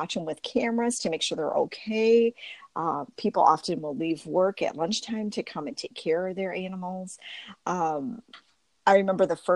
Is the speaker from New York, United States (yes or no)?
no; Warren, Michigan, United States; I grew up in Warren, Michigan, which is a suburb of Detroit